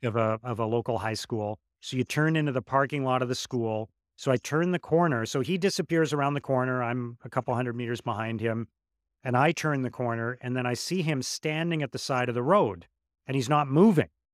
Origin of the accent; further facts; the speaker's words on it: Ottawa, Ontario, Canada; my hometown in Ottawa